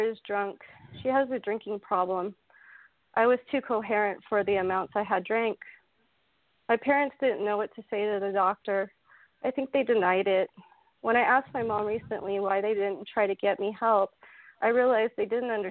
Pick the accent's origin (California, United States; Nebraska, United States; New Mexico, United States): California, United States; Marin County; I was born and raised in Marin County, California, just north of San Francisco